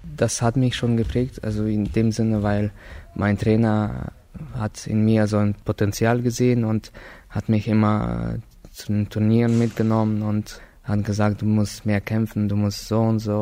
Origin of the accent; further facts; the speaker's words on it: Slavgorod, Altai Krai, Russia; now in Berlin, Germany; geboren in Russland, in Slavgorod